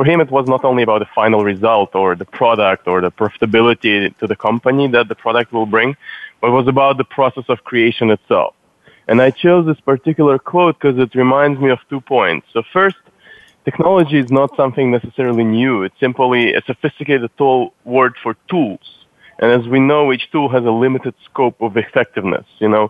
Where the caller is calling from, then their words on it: San Francisco, California, United States; From San Francisco, from our offices.